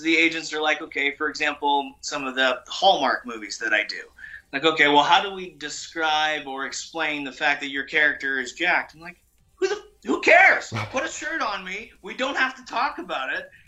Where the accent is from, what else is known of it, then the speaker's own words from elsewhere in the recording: Canada; I'm Canadian